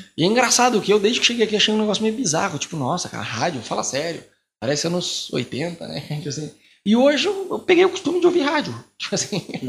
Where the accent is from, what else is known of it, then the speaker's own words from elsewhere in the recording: Brazil; now in Buenos Aires, Argentina; Eu sou brasileiro, eu continuo sendo brasileiro